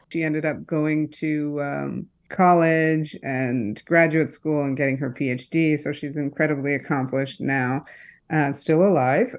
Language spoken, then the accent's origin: English; East Lansing, Michigan, United States; I grew up in Michigan, East Lansing, Michigan, a college town